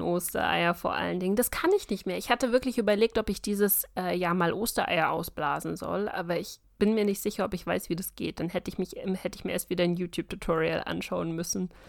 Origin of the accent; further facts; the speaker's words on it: Bavaria, Germany; ich bin kein richtiger Bayer